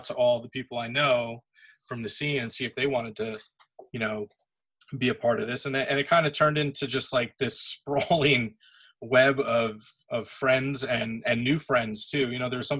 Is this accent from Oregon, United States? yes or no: no; South Orange, New Jersey, United States; I'm from South Jersey, or I'm sorry, South Orange, New Jersey, which is like northern